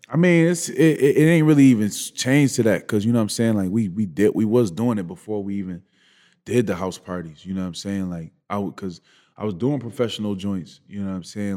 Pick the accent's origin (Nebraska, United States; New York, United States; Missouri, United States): New York, United States; Buffalo; growing up in Buffalo